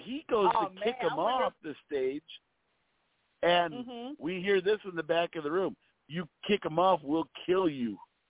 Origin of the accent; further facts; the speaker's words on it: Pinconning, Michigan, United States; also born or lived in Detroit, Michigan; now in Florida, United States; Now I'm based out of Florida, but you know, I'm originally from Pinconny, Michigan, which is by Bay City, Saginaw.